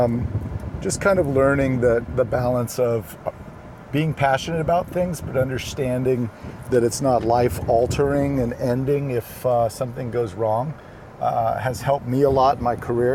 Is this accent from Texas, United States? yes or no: no; Sacramento, California, United States; I grew up in Sacramento, so as one Sactown kid to another